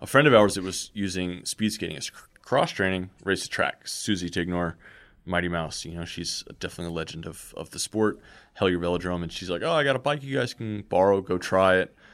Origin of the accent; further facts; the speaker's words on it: Southern California, United States; being South Californian